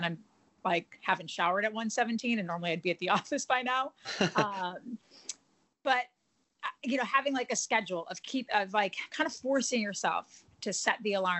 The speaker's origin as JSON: {"language": "English", "region": "Wisconsin", "country": "United States", "lives_now": "Boston, United States", "said": "because I'm obviously not from here originally, I'm from Wisconsin."}